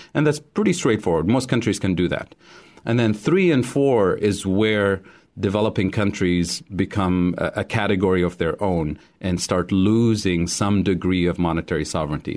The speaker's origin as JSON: {"language": "English", "country": "Tunisia", "tie": "born or raised there", "moved": "as an adult", "said": "I grew up in Tunisia"}